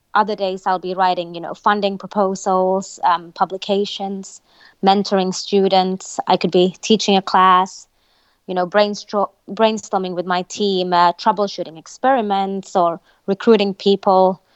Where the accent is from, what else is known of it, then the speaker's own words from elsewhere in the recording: Finland; moved away as an adult; I was born in Finland, uh, a country in North Europe, but I've also lived, um, throughout my career all over the world